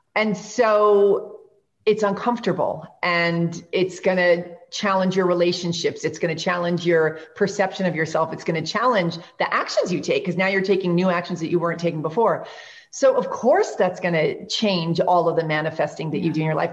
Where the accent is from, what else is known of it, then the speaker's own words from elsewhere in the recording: New York, United States; I'm from New York.